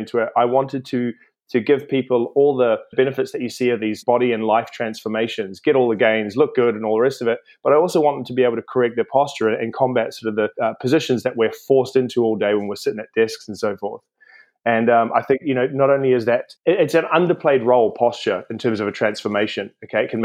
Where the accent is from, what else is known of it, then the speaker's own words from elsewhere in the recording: New Zealand; moved away as an adult; now in London, United Kingdom; I'm from New Zealand originally. I came over to London around 2005